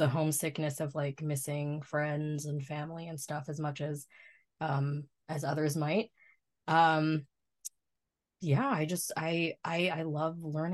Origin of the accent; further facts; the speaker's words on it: Ottawa, Ontario, Canada; moved away as an adult; also born or lived in Philippines / Japan; I was born and raised in Canada